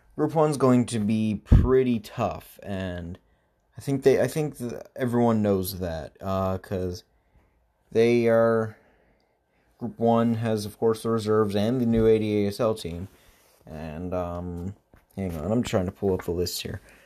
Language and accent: English; Pittsburgh, Pennsylvania, United States; moved away; I lived in Pittsburgh, my hometown club there, Steel F C